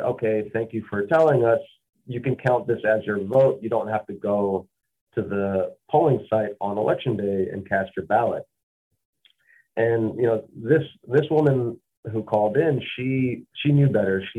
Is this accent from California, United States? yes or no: no; Mississippi, United States; Growing up in Mississippi